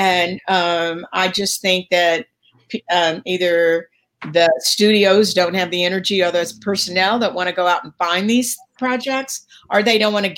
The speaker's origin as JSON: {"language": "English", "town": "Dallas", "region": "Texas", "country": "United States", "tie": "born or raised there", "said": "I'm from the South. I'm from Dallas"}